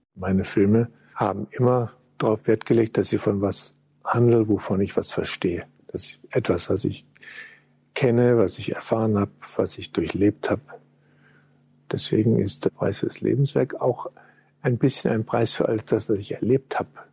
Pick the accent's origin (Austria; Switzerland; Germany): Germany; Düsseldorf, North Rhine-Westphalia; moved away; da habe ich viel erlebt von meiner Geburt an in Düsseldorf und den ersten Jahren am Rhein